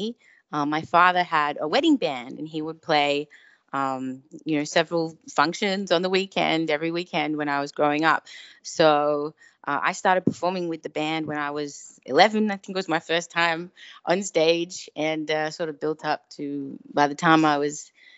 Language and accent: English; Melbourne, Victoria, Australia; moved away as an adult; now in Los Angeles, United States; my hometown of Melbourne. Originally, I'm from Melbourne, Australia, now based in LA.